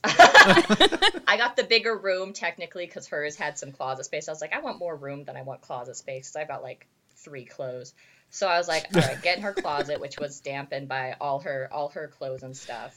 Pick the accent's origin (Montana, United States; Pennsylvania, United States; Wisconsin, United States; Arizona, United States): Arizona, United States; Casa Grande; I am from Casa Grande, Arizona